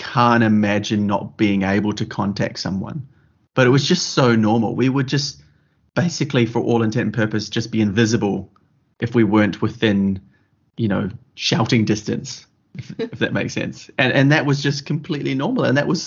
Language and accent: English; New Zealand; growing up in New Zealand and country New Zealand